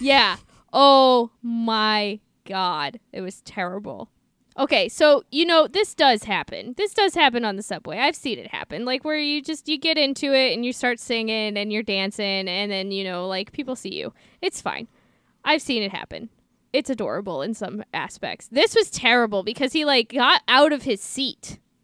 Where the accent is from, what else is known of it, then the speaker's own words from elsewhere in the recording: St. Louis, Missouri, United States; I'm from Saint Louis. I grew up being taught to hate the Cubs